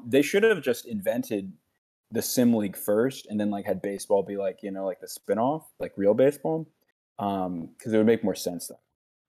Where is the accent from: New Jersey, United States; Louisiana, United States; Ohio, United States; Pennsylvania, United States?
Louisiana, United States; Growing up in Louisiana